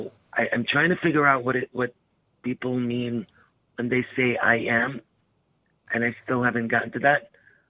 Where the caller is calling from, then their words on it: Michigan, United States; I'm calling from Michigan.